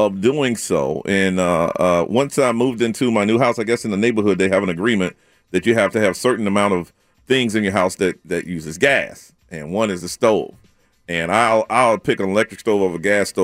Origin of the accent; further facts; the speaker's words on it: the South, United States; Growing up in the South